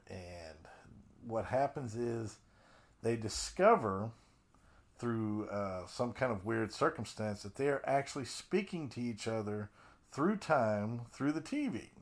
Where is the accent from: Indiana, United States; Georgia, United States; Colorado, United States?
Colorado, United States; I grew up in Colorado